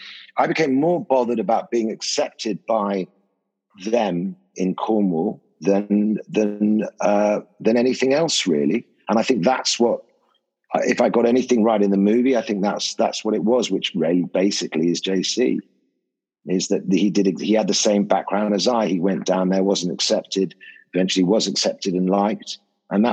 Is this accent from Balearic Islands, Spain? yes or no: yes; Ibiza, Balearic Islands, Spain; Because I grew up in Ibiza in the 60s and stuff like that.